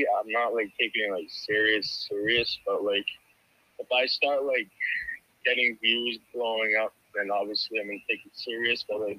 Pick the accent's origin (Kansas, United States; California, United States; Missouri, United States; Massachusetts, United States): Massachusetts, United States; I'm from Mass.